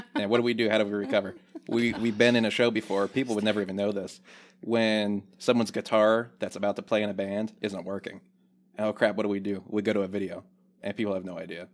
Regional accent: Newport News, Virginia, United States; now in Lynchburg, United States; I grew up in Newport News

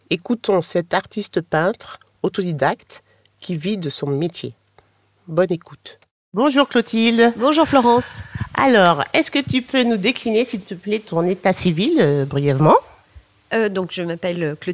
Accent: Bordeaux, Nouvelle-Aquitaine, France; moved away as an adult; also born or lived in Rouen / London / Paris; je suis bordelaise.

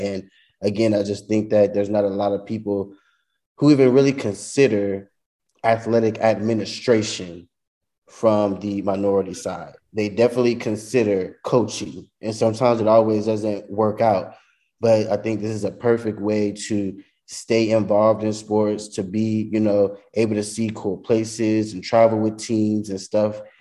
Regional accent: Louisiana, United States; also born or lived in San Marcos, Texas; I'm originally from Louisiana, so I was able to come home.

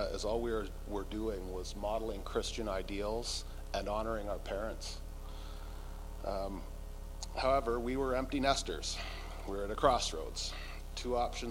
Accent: North Vancouver, British Columbia, Canada; moved away as an adult; also born or lived in Kootenays / Balfour; now in Slocan Valley, Canada; we moved to our from our hometown of North Vancouver to the Kootenays

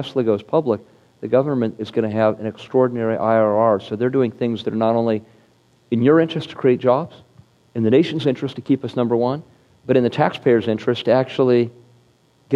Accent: Silicon Valley, California, United States; growing up in Silicon Valley

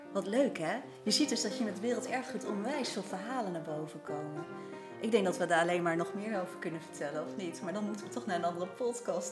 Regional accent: Netherlands; wij Nederlanders

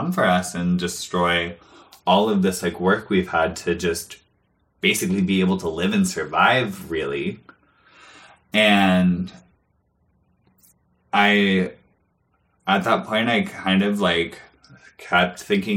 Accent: Portland, Oregon, United States; growing up in Portland and being a part, like, being on the West Coast

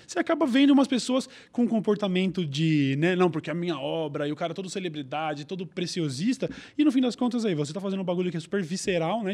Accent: Brazil; eu é sou do Brasil

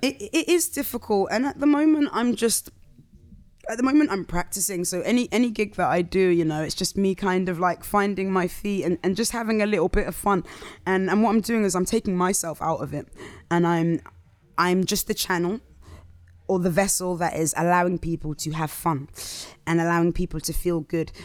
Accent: Southampton, South East England, United Kingdom; also born or lived in London; now in Croydon, United Kingdom; I'm from Southampton originally

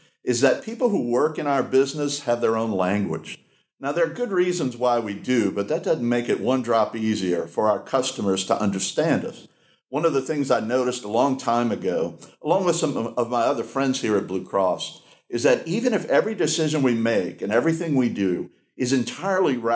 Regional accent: Louisiana, United States; I was born in Louisiana. My family roots here run very deep

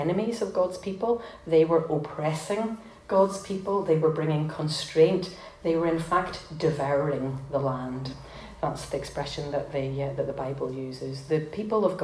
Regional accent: Belfast, Northern Ireland, United Kingdom; moved away as an adult; I was born in North Belfast, very close to the Peace Line.

